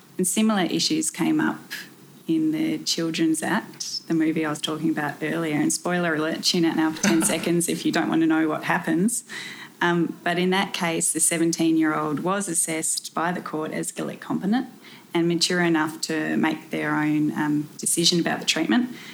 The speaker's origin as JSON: {"language": "English", "region": "South Australia", "country": "Australia", "moved": "yes", "said": "I'm originally from South Australia"}